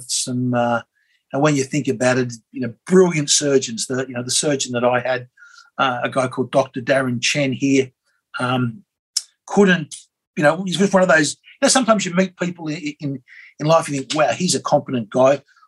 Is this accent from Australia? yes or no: yes; Australia; as an Aussie